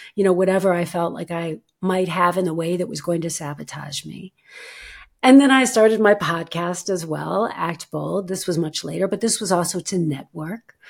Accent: United States; moved away as an adult; now in Germany; I am an American actress living and working in Germany

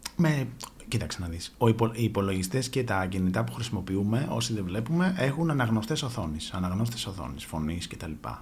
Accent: Athens, Attica, Greece; γεννήθηκα και μεγάλωσα στην Αθήνα.

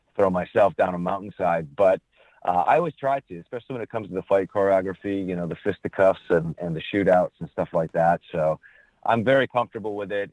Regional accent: Canajoharie, New York, United States; I'm originally from upstate New York, the uh, Albany area, small town west of Albany, uh, about 2,500

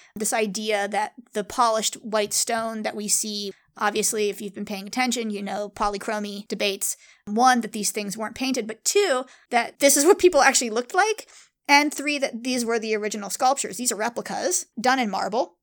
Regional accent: San Diego, California, United States; I grew up in San Diego

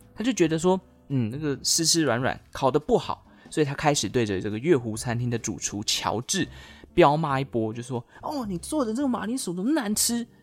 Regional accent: Taichung, Taiwan; 我家乡啦，台中，中台湾

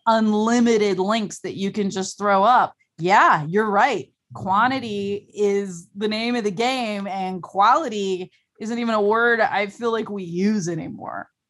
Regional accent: Ohio, United States; I'm from Ohio and I don't live near any large or earthworks

